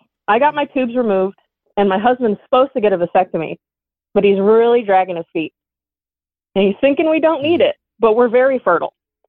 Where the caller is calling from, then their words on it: Buckeye, Arizona, United States; I am calling from Buckeye, Arizona, and I'm 30 years old.